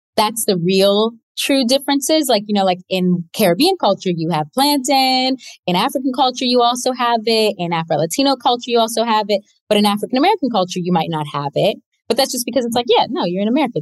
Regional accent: Toronto, Ontario, Canada; i grew up in toronto canada um my parents are both from the west indies

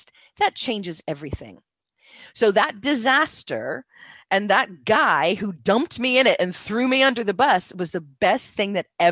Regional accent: United States; moved away; I'm from America

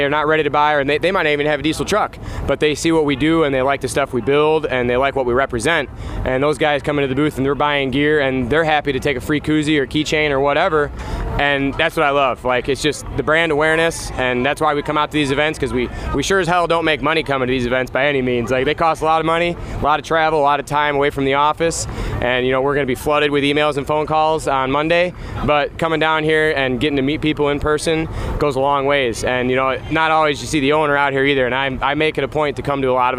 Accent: Sandwich, Illinois, United States; Born and raised in Sandwich

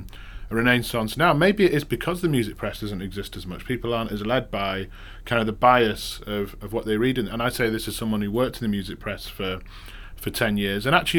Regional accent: Manchester, North West England, United Kingdom; I'm from Manchester, apparently if I'd go back to Manchester within a couple of days, I'd be talking more Mancunian because you kind of soak it up.

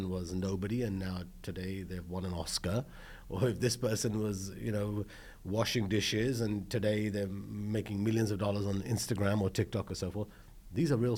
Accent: London, United Kingdom; moved away as an adult; now in Los Angeles, United States; I was born in London, you know, I had one elder brother. Mum and dad were running a restaurant in the UK, in London, in Holborn

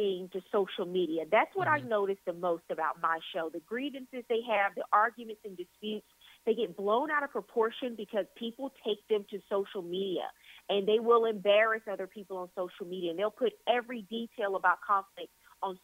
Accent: Louisiana, United States; I'm born and raised in Louisiana

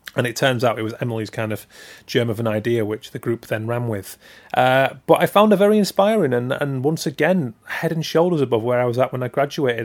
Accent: Keighley, Yorkshire and the Humber, United Kingdom; I'm from Keighley, West Yorkshire

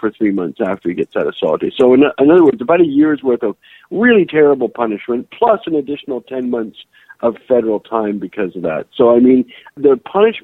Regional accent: Canada; I spent an extra 2 months at a deportation center because I'm Canadian

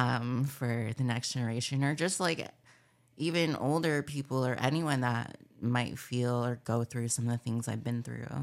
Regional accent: Palm Springs, California, United States; I grew up in Palm Springs, California

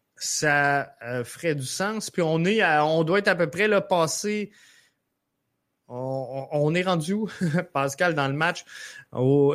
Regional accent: Montreal, Quebec, Canada; chez nous, à Montréal.

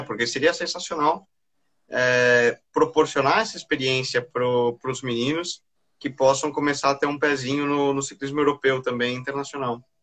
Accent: Brazil; E eu tenho orgulho de ser brasileiro

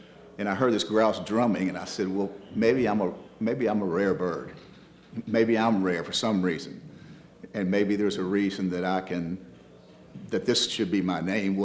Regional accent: Roanoke, Virginia, United States; I'm from Roanoke, so we like to hunt and fish and all that up here.

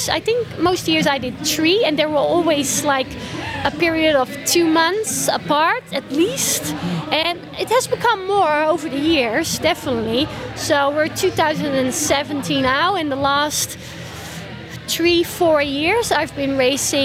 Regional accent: Netherlands; now in Austria; my home country in the Netherlands.

